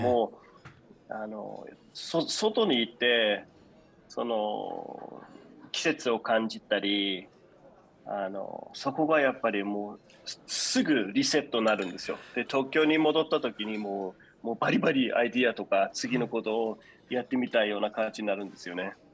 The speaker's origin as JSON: {"language": "Japanese", "country": "Denmark", "tie": "born or raised there", "moved": "yes", "lives_now": "Japan", "said": "子供の時、えー、デンマークで育ってきて"}